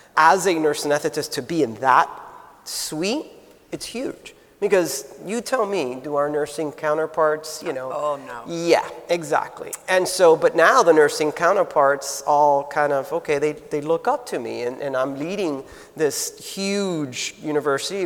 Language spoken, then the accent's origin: English; South Florida, United States; also born or lived in Minnesota; I'm native. I was born and raised in South Florida